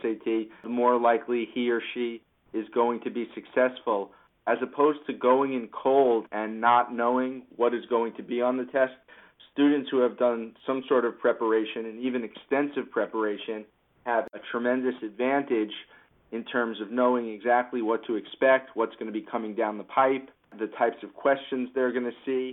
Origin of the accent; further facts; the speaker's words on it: Long Island, New York, United States; moved away as an adult; also born or lived in Philadelphia / Northern New Jersey; I grew up on Long Island, and I attended my local public high school, and I was valedictorian